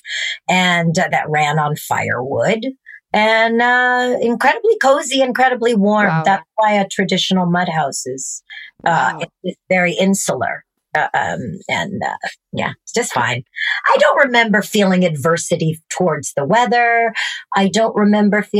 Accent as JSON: {"language": "English", "area": "Red Pheasant Reservation", "region": "Saskatchewan", "country": "Canada", "tie": "born or raised there", "moved": "yes", "said": "I grew up on Red Pheasant Reservation"}